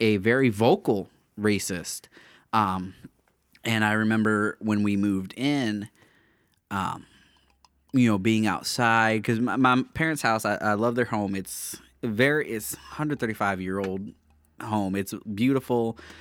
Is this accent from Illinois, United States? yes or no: yes; small town in Illinois, United States; the town I grew up in. My hometown, Little Itty Bitty Redneck Town, nobody's ever heard